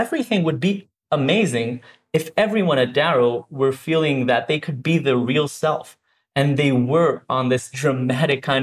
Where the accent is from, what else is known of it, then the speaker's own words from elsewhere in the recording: Herzliya, Tel Aviv District, Israel; Born and raised in Israel, grew up in Herzliya, but actually in the nearby kibbutz, Glilia